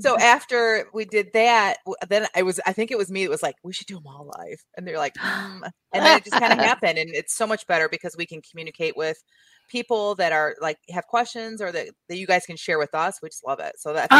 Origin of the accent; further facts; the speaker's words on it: Southeastern Michigan, United States; Rhonda, Jamie, and I are all like months apart in age. Like, we are very close in age and we all three grew up very close, like all within Southeastern Michigan area.